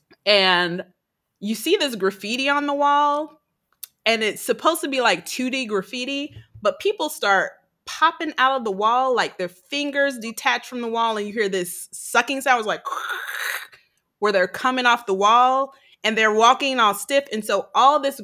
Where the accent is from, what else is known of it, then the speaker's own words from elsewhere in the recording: Gary, Indiana, United States; I grew up in Gary, Indiana, which has been murder capital of the world several times.